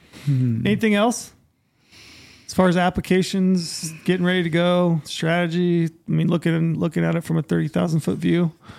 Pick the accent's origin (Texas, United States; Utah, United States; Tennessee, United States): Utah, United States; Saw archery bison in my home state of Utah.